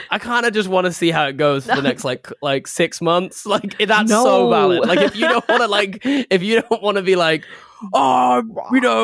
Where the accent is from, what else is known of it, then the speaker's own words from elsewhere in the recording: England, United Kingdom; as an Englishman